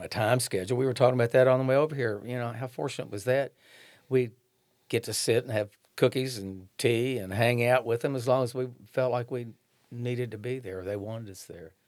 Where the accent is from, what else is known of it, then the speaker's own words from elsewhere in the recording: Shelbyville, Kentucky, United States; also born or lived in Eminence, Kentucky; now in Frankfort, United States; I grew up in Shelbyville. Well, actually, I was born in Eminence, then I grew up in Shelbyville